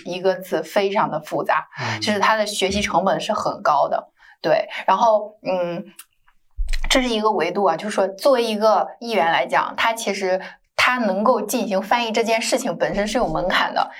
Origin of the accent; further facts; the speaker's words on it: China; 就像我中国人去校对一个中文会更快